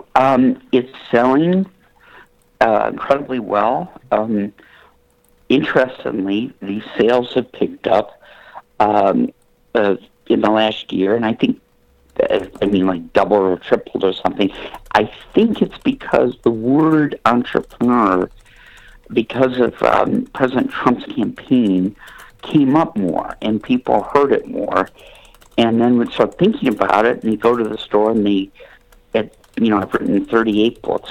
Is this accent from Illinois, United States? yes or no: no; Flint, Michigan, United States; moved away as an adult; also born or lived in New York City; I'm from Flint, Michigan, so I relocated uh, to um, uh, Manhattan